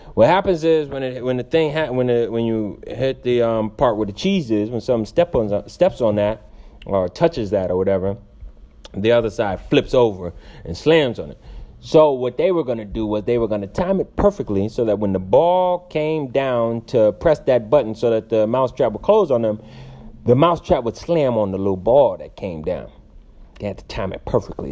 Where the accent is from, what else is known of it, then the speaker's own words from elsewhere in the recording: Stamford, Connecticut, United States; now in Los Angeles, United States; I'm from Stamford, Connecticut. I currently reside in Los Angeles, Hollywood